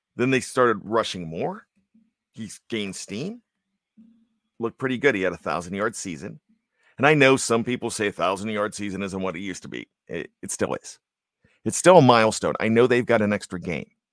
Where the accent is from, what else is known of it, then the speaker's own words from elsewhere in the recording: Johnstown, Pennsylvania, United States; growing up in Johnstown, P A, the flood city